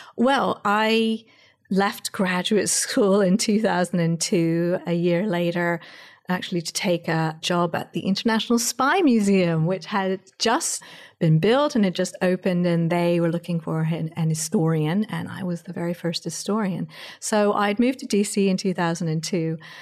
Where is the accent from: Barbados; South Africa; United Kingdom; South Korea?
United Kingdom; England; now in United States; I'm an American, but I actually grew up in England